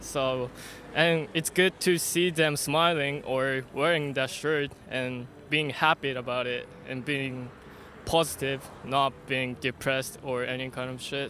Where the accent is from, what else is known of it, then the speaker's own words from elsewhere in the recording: Japan; I'm from Japan